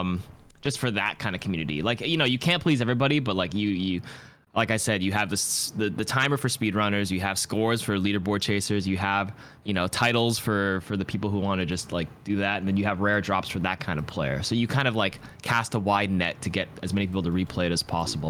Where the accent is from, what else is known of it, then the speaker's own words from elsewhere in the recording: Toronto, Ontario, Canada; I'm from Toronto